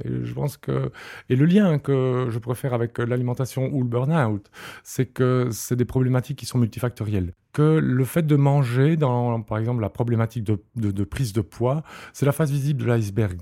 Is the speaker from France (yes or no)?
no; Liège, Wallonia, Belgium; je suis liégeois